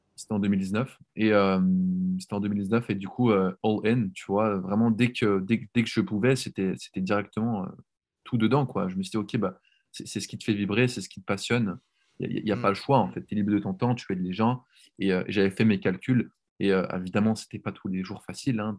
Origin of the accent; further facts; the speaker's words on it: Switzerland; moved away as an adult; now in Netherlands; j'ai grandi en Suisse